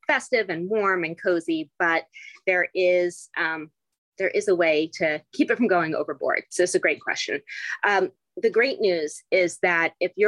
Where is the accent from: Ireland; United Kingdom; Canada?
United Kingdom; England; moved away; when I was growing up in England and I'm just 10 years old